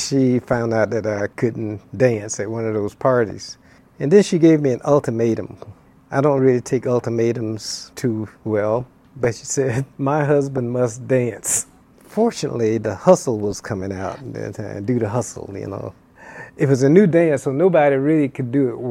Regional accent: Florida, United States; now in Hawaii, United States; I grew up in Florida

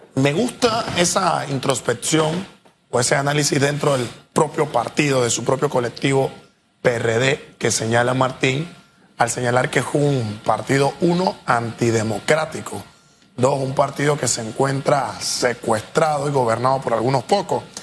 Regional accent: Panama; como panameños

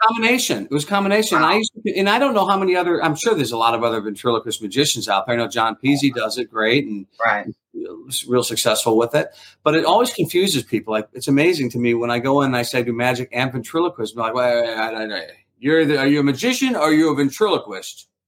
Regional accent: St. Louis, Missouri, United States; I grew up in St. Louis, Missouri.

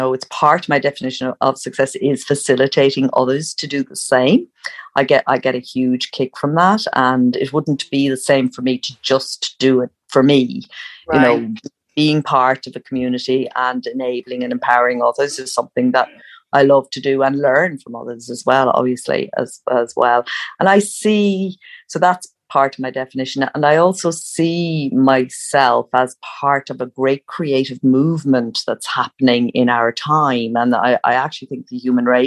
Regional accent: Ireland; I grew up in Ireland where writers were at a time where writers were all dead white males.

